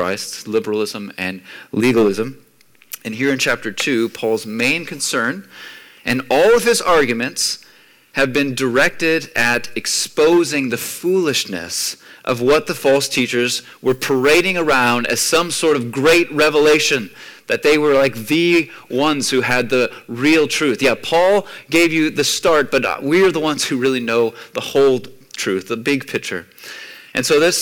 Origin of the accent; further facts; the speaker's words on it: United States; moved away; growing up in the States